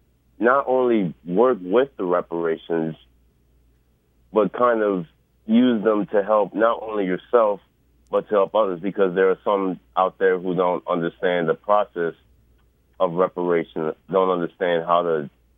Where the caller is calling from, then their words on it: New Orleans, Louisiana, United States; I'm calling from New Orleans, Louisiana.